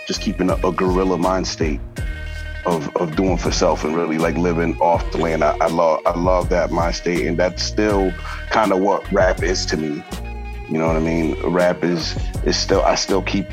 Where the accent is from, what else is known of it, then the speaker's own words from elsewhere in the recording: Framingham, Massachusetts, United States; I'm from Framingham, Massachusetts. It's like, that's 20 minutes outside of Boston.